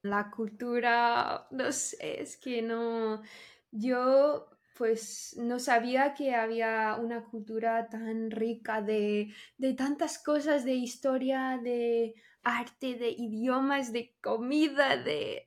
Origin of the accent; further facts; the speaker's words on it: Texas, United States; Spanish is a second language; moved away as an adult; now in Spain; soy de Texas, de Estados Unidos, y llevo cinco años viviendo en España